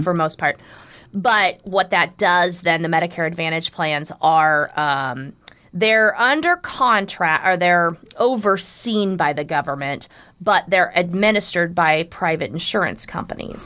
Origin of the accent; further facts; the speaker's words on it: Southwest Iowa, United States; moved away as an adult; now in Omaha, United States; I am originally from Southwest Iowa